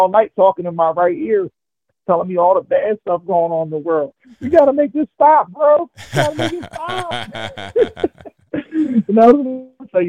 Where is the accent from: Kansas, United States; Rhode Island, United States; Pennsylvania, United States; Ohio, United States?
Pennsylvania, United States; Philadelphia; I'm from Philadelphia.